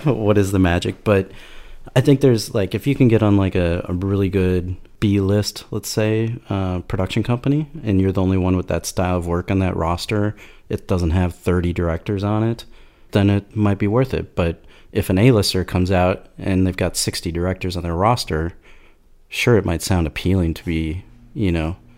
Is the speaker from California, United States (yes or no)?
no; Minneapolis, Minnesota, United States; I'm from Minneapolis, former art director or creative